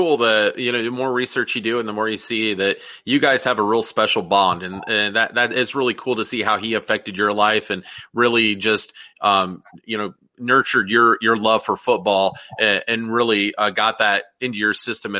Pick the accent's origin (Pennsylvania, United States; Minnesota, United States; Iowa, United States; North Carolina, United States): Iowa, United States; Des Moines; I grew up in Des Moines.